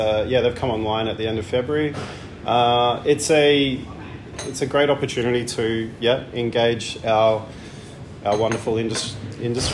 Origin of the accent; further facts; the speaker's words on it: Canberra, Australian Capital Territory, Australia; also born or lived in Edinburgh; now in Melbourne, Australia; I'm from Canberra originally.